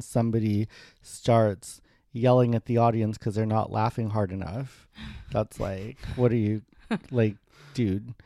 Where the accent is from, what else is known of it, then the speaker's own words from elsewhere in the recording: Winnipeg, Manitoba, Canada; moved away; also born or lived in Alberta / Toronto; I grew up in Winnipeg